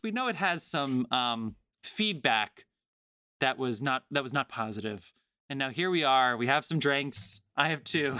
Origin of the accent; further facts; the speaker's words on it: New Jersey, United States; I'm from New Jersey